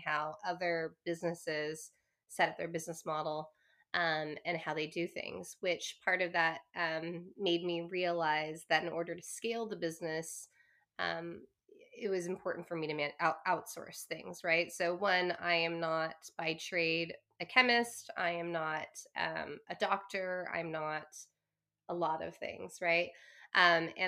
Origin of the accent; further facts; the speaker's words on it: Claremont, California, United States; I grew up in Southern California. So I'm Chinese American.